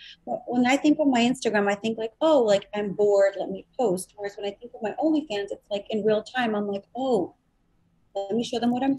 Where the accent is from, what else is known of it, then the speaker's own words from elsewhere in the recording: Chicago, Illinois, United States; I'm from Chicago. I'm good for it.